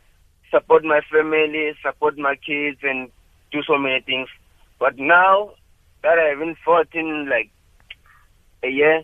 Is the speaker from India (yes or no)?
no; East London, Eastern Cape, South Africa; moved away as an adult; now in Johannesburg, South Africa; I was born in East London, Bratibozi, Duncan Village.